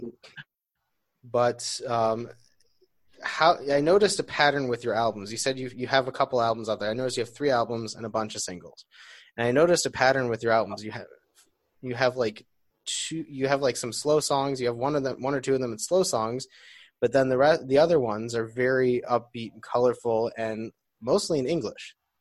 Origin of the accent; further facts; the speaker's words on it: Detroit, Michigan, United States; now in Beit Shemesh, Israel; I'm from Detroit